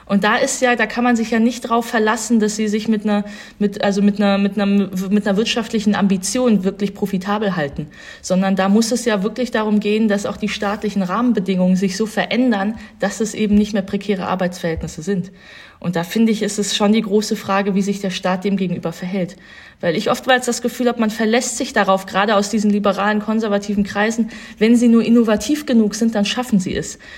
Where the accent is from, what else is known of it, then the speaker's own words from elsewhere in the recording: North Rhine-Westphalia, Germany; Und ich komme ja aus Nordrhein-Westfalen, habe jetzt keine Familiengeschichte in der Richtung, aber ich kenne natürlich diese ganzen Familien.